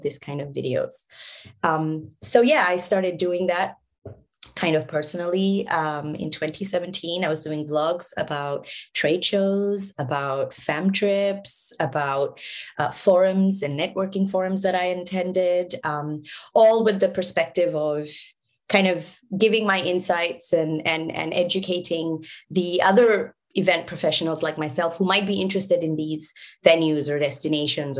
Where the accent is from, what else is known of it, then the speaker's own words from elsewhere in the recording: Singapore; moved away; also born or lived in Bangladesh; I was born in Singapore